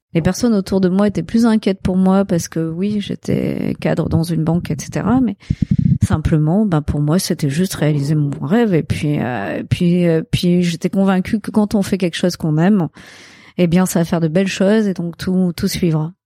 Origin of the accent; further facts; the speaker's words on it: Marseille, Provence-Alpes-Côte d'Azur, France; j'ai grandi à Marseille. Je suis née à Marseille, 100% marseillaise.